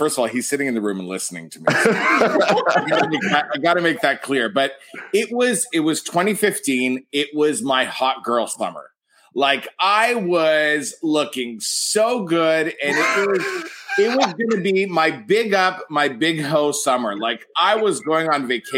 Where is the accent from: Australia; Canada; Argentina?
Canada; being Canadian